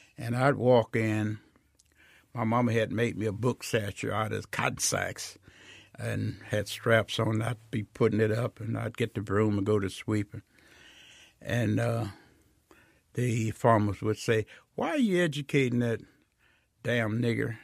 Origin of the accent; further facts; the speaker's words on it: Greenwood, Mississippi, United States; I was born in Rio outside of Greenwood, four miles south